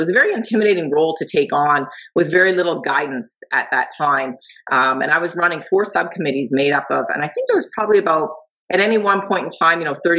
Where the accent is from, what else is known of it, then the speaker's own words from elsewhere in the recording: Brampton, Ontario, Canada; moved away as an adult; also born or lived in Toronto / Kingston; now in Windsor, Canada; I was born in Toronto and I grew up in Peel Region in Bramalea in the M section, if anyone's ever familiar with the Brampton area. And from there, I moved to Kingston. I spent a year in Kingston.